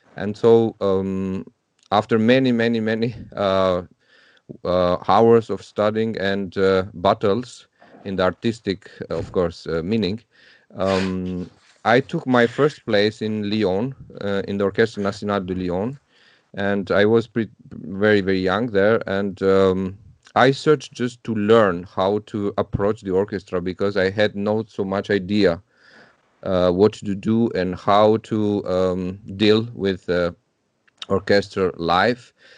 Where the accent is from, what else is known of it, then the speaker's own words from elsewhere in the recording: Tirana, Tirana County, Albania; moved away as an adult; I was growing up in Albania. I'm from Tirana